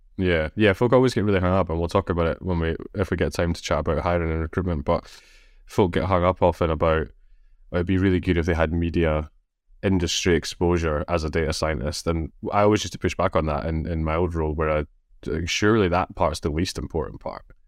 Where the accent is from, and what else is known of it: Scotland, United Kingdom; accent: Scottish